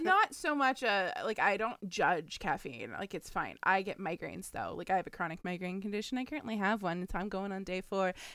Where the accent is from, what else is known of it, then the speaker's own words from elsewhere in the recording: the South, United States; I'm from the South.